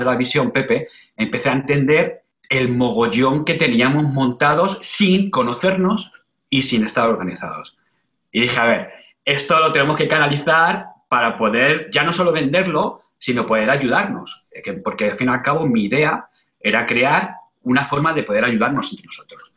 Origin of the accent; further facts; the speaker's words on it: Spain; moved away as an adult; now in Australia; yo salí fuera de España